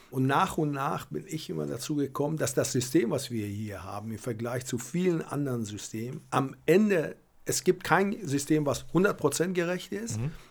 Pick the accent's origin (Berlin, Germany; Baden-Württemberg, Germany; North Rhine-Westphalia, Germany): Berlin, Germany; Aber wir als Berliner, und ich versuche das auch und unser Verein tut das, dass wir nicht nur immer an uns denken, sondern ein bisschen größer denken.